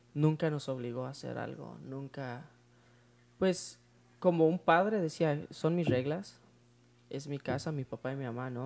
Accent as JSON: {"language": "Spanish", "town": "Tijuana", "region": "Baja California", "country": "Mexico", "tie": "born or raised there", "said": "Nosotros en 1993 nos mudamos para la ciudad de Tijuana"}